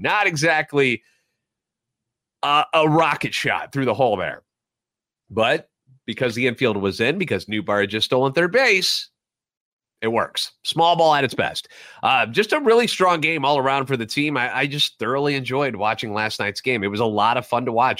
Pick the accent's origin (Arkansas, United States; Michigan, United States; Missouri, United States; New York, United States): Missouri, United States; St. Louis; Born and raised in the Loop, a lifetime Cardinals fan